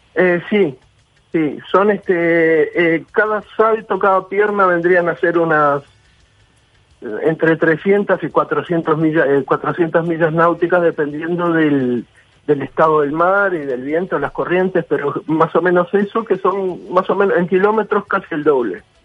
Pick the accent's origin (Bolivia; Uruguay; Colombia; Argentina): Uruguay; Como uruguayo